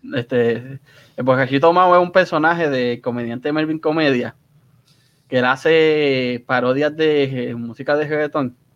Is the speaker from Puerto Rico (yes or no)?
yes; Puerto Rico; moved away as an adult; also born or lived in Cidra, Puerto Rico / Río Grande, Puerto Rico; now in United States; Yo soy entre Sidra y Río Grande. Lo que pasa es que viví con mis abuelos un tiempo, mi mamá se volvió a casar, me mudé con ella y regresé